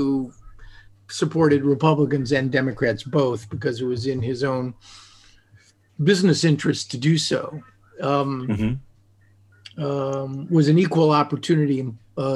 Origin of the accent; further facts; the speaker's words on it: United States; as an American Jew, I mean, I'm not a religious person, but as an American Jew